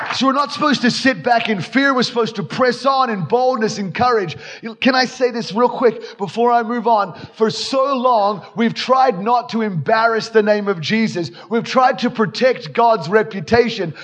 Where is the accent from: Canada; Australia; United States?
Australia; I come from Australia, actually, from the real South, like the real, real South, Australia